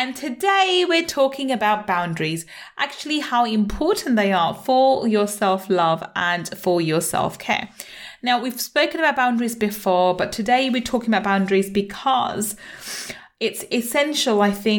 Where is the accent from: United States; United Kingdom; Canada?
United Kingdom; London; also born or lived in Manchester; I was born in Manchester and grew up in London